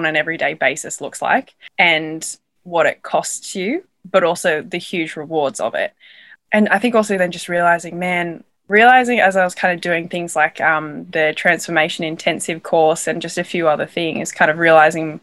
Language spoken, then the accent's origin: English; Australia; accent: Australian; moved away as an adult; I'm from Australia.